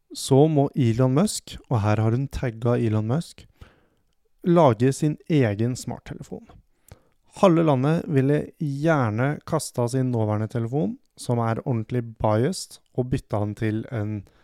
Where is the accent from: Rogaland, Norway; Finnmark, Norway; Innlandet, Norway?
Innlandet, Norway; Hamar; jeg er fra Hamar